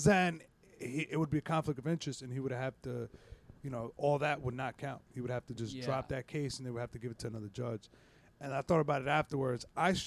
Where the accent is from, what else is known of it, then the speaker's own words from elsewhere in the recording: New York, United States; I was from New York